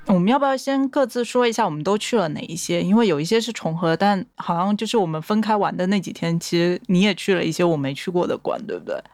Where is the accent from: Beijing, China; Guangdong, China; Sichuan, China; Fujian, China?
Fujian, China; Quanzhou; moved away; 我是 全州人